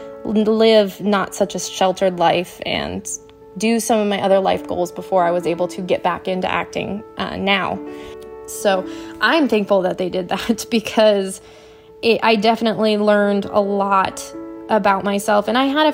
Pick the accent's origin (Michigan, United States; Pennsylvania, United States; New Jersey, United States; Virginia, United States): Michigan, United States; moved away; also born or lived in Arizona; I am originally from Michigan